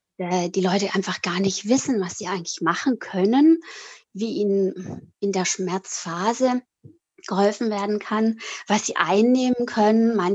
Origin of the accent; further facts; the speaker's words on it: Italy; moved away as an adult; also born or lived in Switzerland; now in Süddeutschland, Germany; bin 47 Jahre alt, ähm, bin in der Schweiz geboren und in Italien aufgewachsen Dort bin ich auf die europäische Schule gegangen und nach dem Abi hat es mich dann nach Deutschland verschlagen